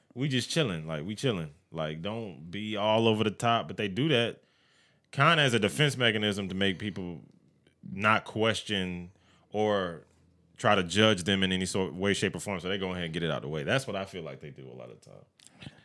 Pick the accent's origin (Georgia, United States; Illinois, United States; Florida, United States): Georgia, United States; Evans; I grew up in Evans or whatever the fuck. I grew up Columbia County